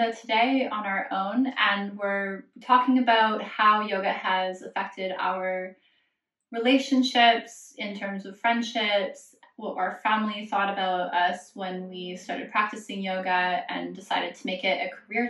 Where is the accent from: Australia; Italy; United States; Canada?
Canada; Alberta; I'm from Alberta in Canada, which is the Texas of Canada